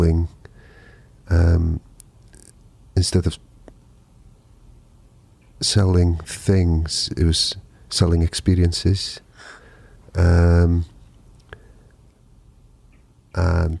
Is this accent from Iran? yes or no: no; North Wales, United Kingdom; first language Welsh; English is a second language; I'm from North Wales. It's, you know, fairly mountainous rural area.